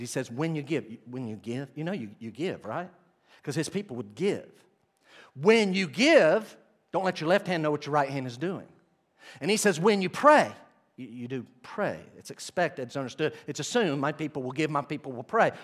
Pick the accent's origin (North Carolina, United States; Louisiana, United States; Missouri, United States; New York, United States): North Carolina, United States; Weaverville; I grew up in Weaverville, North Carolina, okay, with my family.